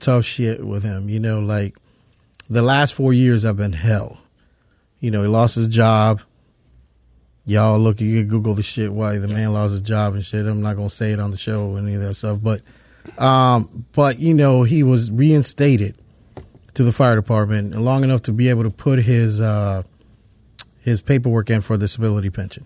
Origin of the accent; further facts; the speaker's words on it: Pine Hills, Florida, United States; I grew up in Pine Hills